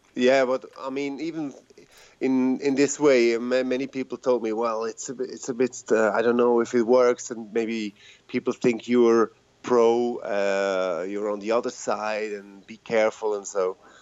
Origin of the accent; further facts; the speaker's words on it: Zurich, Switzerland; I'm from Switzerland, uh, Zurich